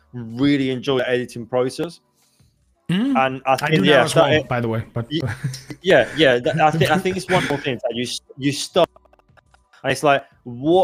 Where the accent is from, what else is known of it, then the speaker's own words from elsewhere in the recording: southern Spain, Spain; English is a second language; moved away; I come from the south of Spain.